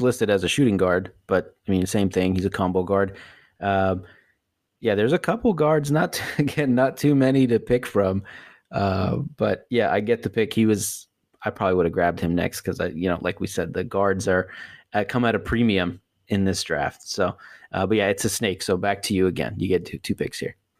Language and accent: English; the Bay Area, California, United States; growing up in the Bay